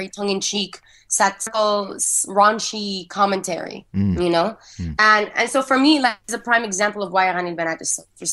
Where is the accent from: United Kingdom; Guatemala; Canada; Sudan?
Sudan; around Khartoum, central Sudan; I grew up in Central Sudan, to be very specific. So it was around the Khartoum and Central Sudan area.